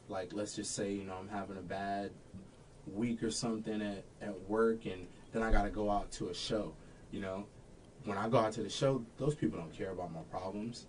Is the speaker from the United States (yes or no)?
yes; Florida, United States; moved away as an adult; also born or lived in Texas / Daytona, Florida; now in Washington, Illinois, United States; I moved or was from Florida